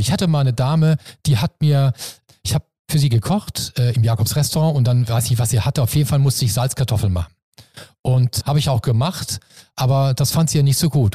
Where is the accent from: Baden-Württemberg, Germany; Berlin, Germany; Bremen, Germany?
Baden-Württemberg, Germany; Mannheim; moved away as an adult; now in Hamburg, Germany; Also ich bin selber Kurpfälzer, ich bin Mannemer und äh, im Herzen bin ich natürlich Kurpfälzer, aber Hamburg ist meine neue Heimat